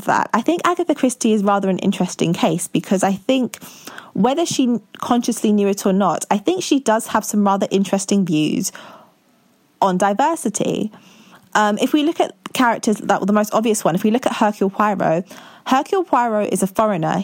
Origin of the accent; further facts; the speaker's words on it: London, United Kingdom; I'm in my 20s and I'm from London.